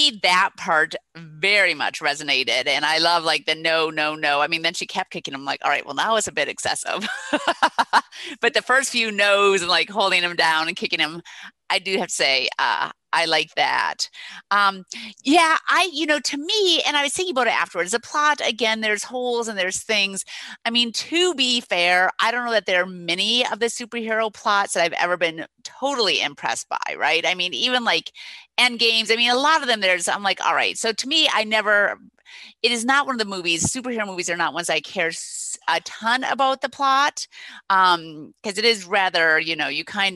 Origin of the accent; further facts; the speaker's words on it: Minnesota, United States; my home state, Minnesota